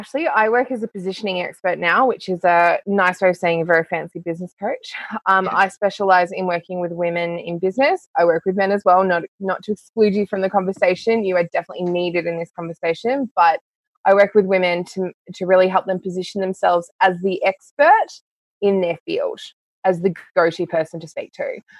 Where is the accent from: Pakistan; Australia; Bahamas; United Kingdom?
Australia; East Gippsland, Victoria; also born or lived in Canada; now in Canberra, Australia; I am actually a very rural girl. I grew up in East Gippsland in Victoria, then moved to Canada, of all places